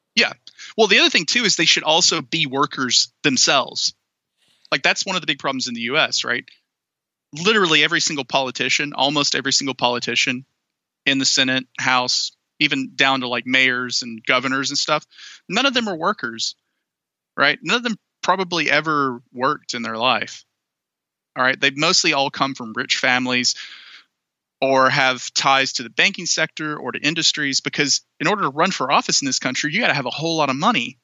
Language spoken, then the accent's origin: English; Anniston, Alabama, United States; moved away; the town I came from was horribly polluted uh, for decades by the Monsanto Corporation